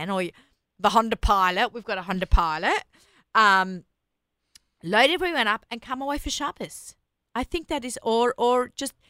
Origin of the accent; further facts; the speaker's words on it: Australia; moved away; I'm Australian.